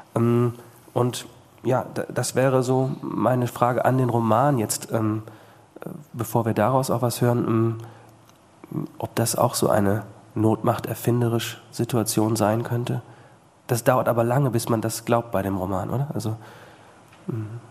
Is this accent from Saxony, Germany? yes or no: no; Bad Salzuflen, North Rhine-Westphalia, Germany; Also ich komme zum Beispiel aus Bad Salzuflen